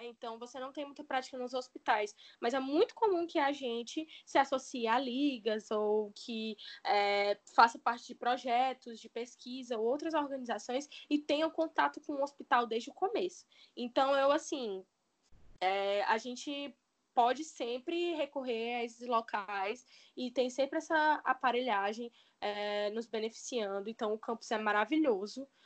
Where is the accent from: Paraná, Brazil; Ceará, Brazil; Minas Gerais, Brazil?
Ceará, Brazil; Fortaleza; Desde criança, eu sou de Fortaleza, não é? E eu nunca me mudei